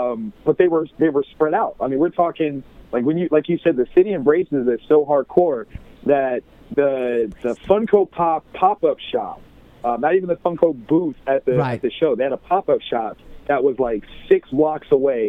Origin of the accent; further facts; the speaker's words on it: Columbus, Ohio, United States; I'm born and raised in Columbus, Ohio. That's actually where I am right now.